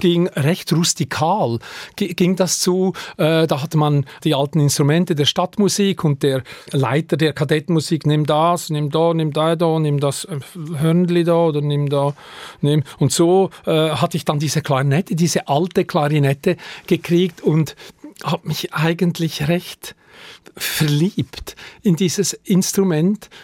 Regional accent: Lenzburg, Aargau, Switzerland; Ich bin in Lenzburg aufgewachsen, zu Lenzburg zur Schule gegangen

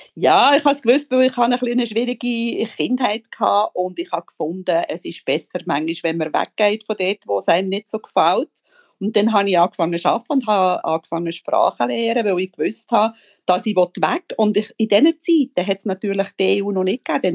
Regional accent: Entlebuch, Lucerne, Switzerland; moved away as an adult; also born or lived in Sempach, Switzerland; now in Limassol, Cyprus; Ich bin in die Schule gelaufen im Entlebuch, drei vier Viertelstunden, viermal im Tag

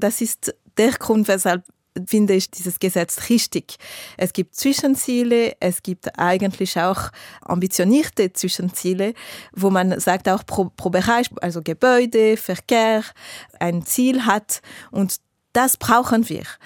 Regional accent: Geneva, Switzerland; ich bin aus Genf, ich wohne in der Nähe vom Flughafen.

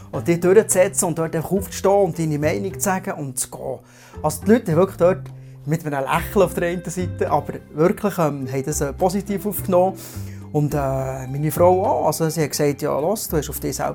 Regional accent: Bern, Switzerland; ich komme aus der Region Biel-Seeland, bin Vater von zwei Kindern, 12 und 14.

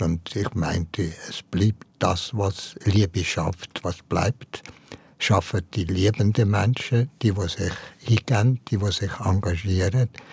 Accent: Valais, Switzerland; in meiner Jugend im Wallis

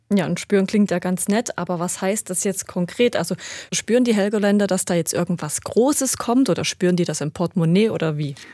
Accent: Germany; als Deutsche

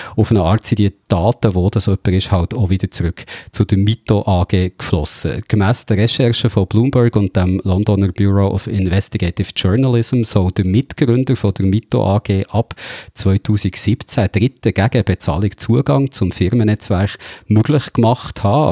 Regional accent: Switzerland; bei uns in der Schweiz

